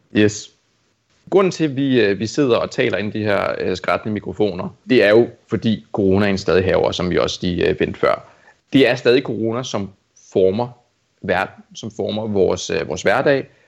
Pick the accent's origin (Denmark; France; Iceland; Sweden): Denmark; Amager, Capital Region of Denmark; jeg er vokset op på Amager